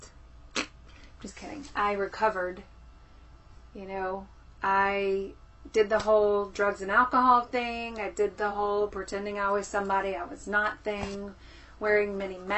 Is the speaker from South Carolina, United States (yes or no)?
yes; South Carolina, United States; accent: southern; I'm originally from South Carolina, born and raised